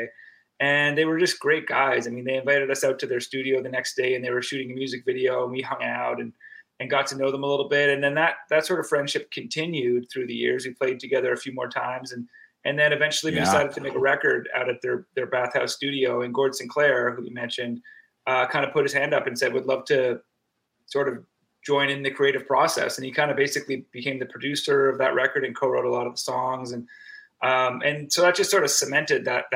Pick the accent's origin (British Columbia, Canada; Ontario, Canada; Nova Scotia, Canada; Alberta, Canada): Nova Scotia, Canada; Antigonish; also born or lived in Toronto, Canada; now in Hamilton, Canada; we're from Antigonish, Nova Scotia, the Highland Heart.